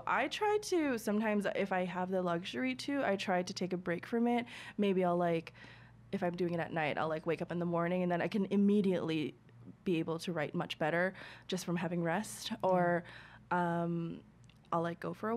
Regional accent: New York, United States; as like a New Yorker

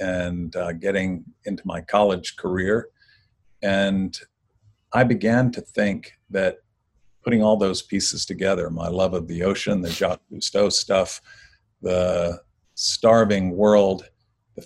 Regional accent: Jacksonville, Florida, United States; also born or lived in Miami, Florida; I was born in Miami, Florida, and I grew up in Jacksonville, Florida

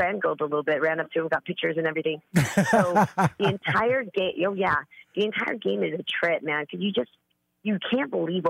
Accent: California, United States; I'm the girl from the Bay, man.

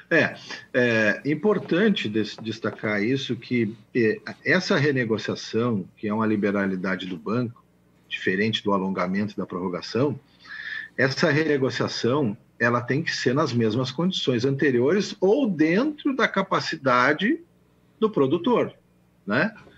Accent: Dom Pedrito, Rio Grande do Sul, Brazil; eu sou lá da fronteira com o Uruguai, eu sou lá de Dom Pedrito.

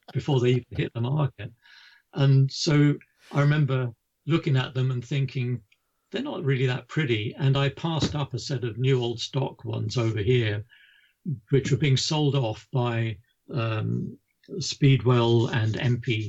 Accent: United Kingdom; being a Brit

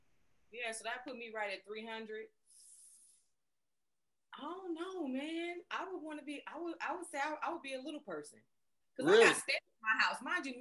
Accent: Inglewood, California, United States; I'm from South Central Inglewood.

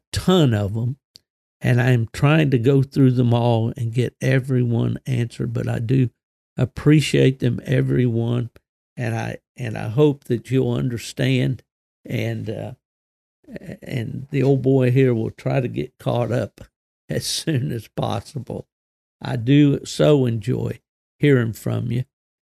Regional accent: West Virginia, United States; also born or lived in Michigan; West Virginia, my home state

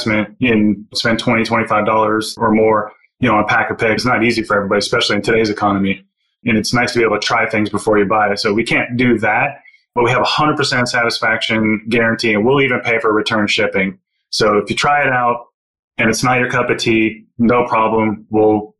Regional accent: Florida, United States; moved away; also born or lived in Washington, D.C.; I come from Florida, and so I know about swamps, and I know about alligators

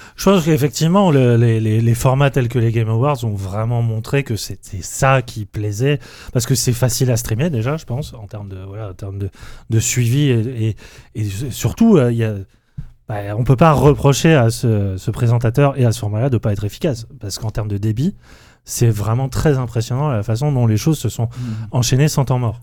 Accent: France; on est français

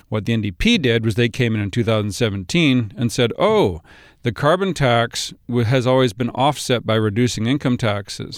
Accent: Kamloops, British Columbia, Canada; also born or lived in Vancouver Island; now in Vancouver, Canada; I live in Vancouver. I grew up in Kamloops.

